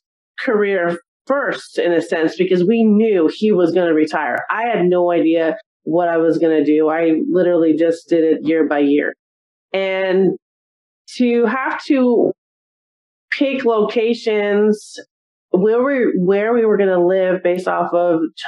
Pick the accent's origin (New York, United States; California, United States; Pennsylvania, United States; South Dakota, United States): California, United States; Simi Valley; moved away as an adult; also born or lived in Arizona; I actually grew up in California, in Southern California, in what was a small city back then of Simi Valley